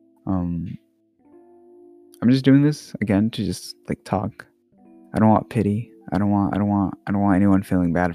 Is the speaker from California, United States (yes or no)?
no; Texas, United States; English is a second language; also born or lived in Oregon / Middle East; I was born in Oregon, but I grew up in the Middle East, so like after my grandma died, like we moved back to Texas